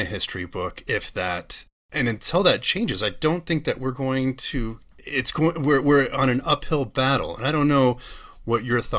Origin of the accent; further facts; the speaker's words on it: Northern California, United States; I was born and raised in California, grew up in Northern California, spent most of my life down here.